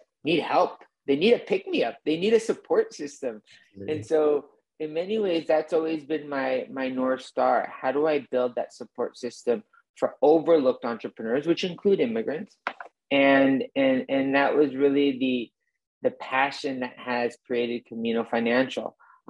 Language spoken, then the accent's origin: English; Mexico; moved away as an adult; now in United States; I grew up in Mexico for a good chunk of my formative years, from 12 to 20 years old, but always ambitious to come back to the US and in a way live that immigrant story.